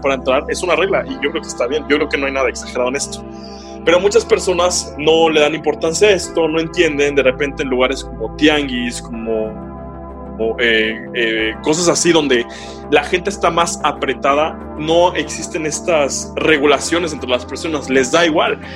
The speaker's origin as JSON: {"language": "Spanish", "country": "Mexico", "said": "nosotros como, como mexicanos"}